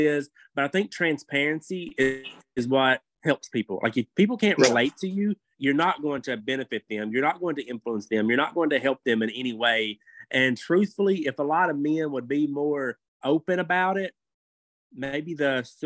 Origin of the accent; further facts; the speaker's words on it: Kentucky, United States; I'm from Kentucky, okay? I'm from a very small town in Kentucky. We go swimming in the river